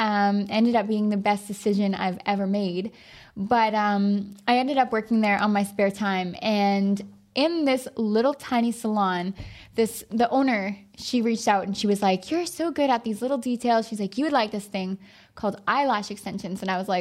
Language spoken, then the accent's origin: English; Dildo, Newfoundland and Labrador, Canada; Carson was actually working in my hometown in Newfoundland.